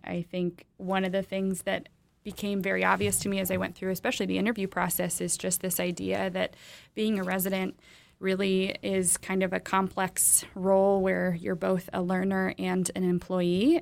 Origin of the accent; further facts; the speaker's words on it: Michigan, United States; moved away as an adult; now in Ann Arbor, United States; I'm actually from Michigan, although I've spent the last decade plus outside of Michigan